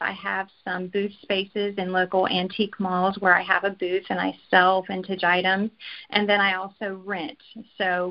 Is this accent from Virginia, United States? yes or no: yes; Virginia, United States; moved away as an adult; now in Collinsville, United States; we are from the East Coast, from Virginia